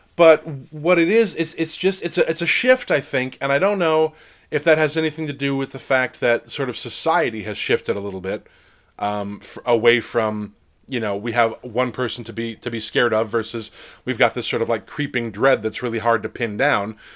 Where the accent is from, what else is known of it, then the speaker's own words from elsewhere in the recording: New Jersey, United States; now I'm from New Jersey